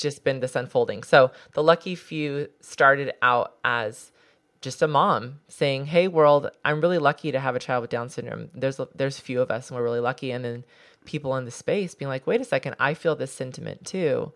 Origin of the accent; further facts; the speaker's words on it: Southern California, United States; I grew up in Southern California